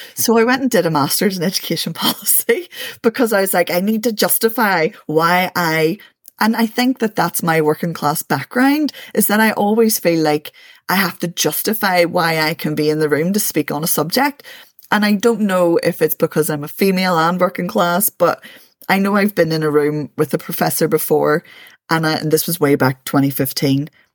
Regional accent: Belfast, Northern Ireland, United Kingdom; born and raised in East Belfast

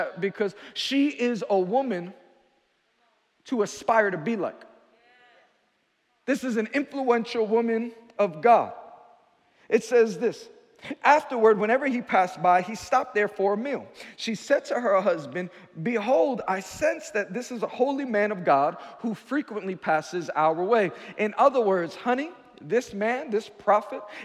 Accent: New York City, New York, United States; I'm from Queens, New York

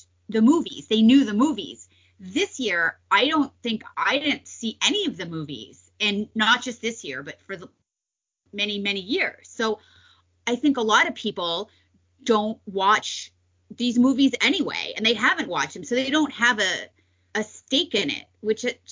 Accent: West Coast, United States; I grew up on the West Coast

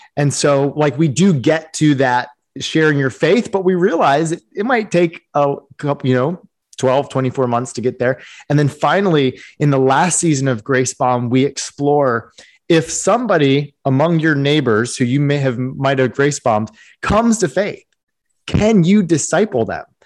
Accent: East Coast, United States; I grew up on the East Coast.

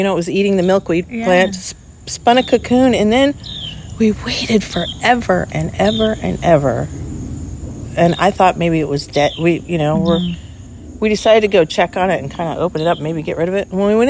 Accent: Ventura, California, United States; I was born and raised in Ventura, California

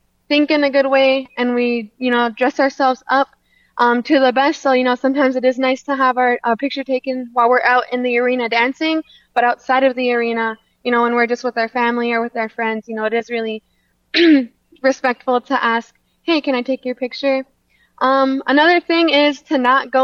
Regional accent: Lac du Flambeau, Wisconsin, United States; also born or lived in Sisseton, South Dakota; I'm Bear Clan from Lac de Flambeau, Wisconsin.

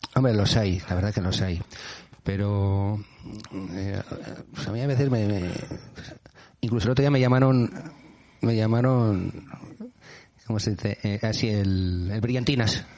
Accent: Basque Country, Spain

